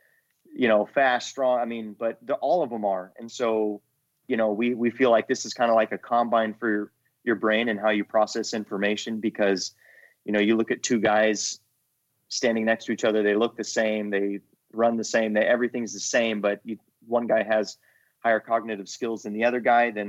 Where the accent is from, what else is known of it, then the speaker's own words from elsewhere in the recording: California, United States; moved away as an adult; also born or lived in Virginia; I am from California